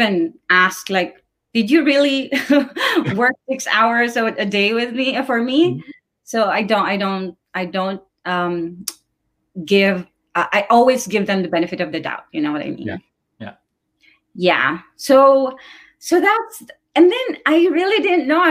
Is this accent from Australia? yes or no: no; Philippines; moved away; I'm originally from the Philippines